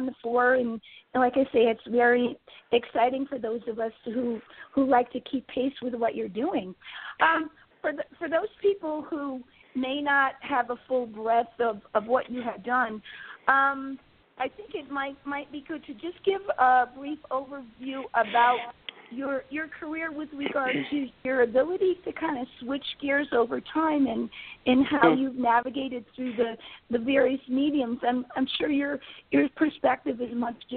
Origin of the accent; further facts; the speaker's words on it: southern New England, United States; being from southern New England